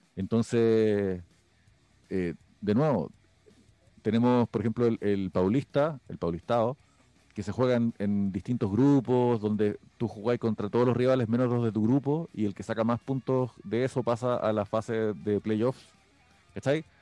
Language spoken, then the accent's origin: Spanish; Chile; los chilenos somos